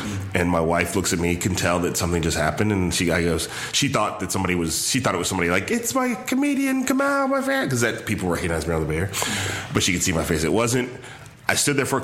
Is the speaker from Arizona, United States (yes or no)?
no; Chicago, Illinois, United States; moved away as an adult; also born or lived in Palo Alto, California; now in Bay Area, United States; From Chicago.